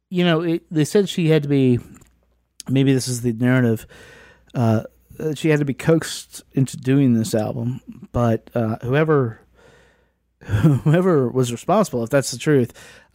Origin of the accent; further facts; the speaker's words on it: Southwest Virginia, United States; I come from Southwest Virginia